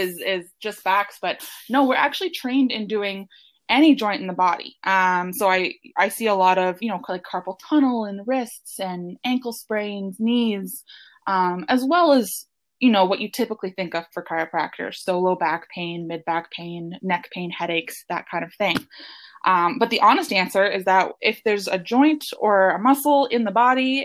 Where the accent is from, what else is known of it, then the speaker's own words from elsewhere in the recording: Hamilton, Ontario, Canada; also born or lived in Guelph, Ontario; I grew up in the Hamilton, Ontario area. And now I'm actually a chiropractor working back in the same area near where I grew up.